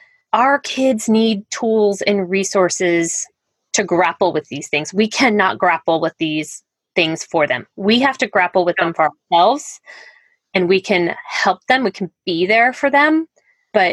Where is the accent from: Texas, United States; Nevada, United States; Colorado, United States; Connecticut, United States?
Colorado, United States; moved away as an adult; also born or lived in Highlands Ranch, Colorado; now in Iowa, United States; I'm from Colorado originally.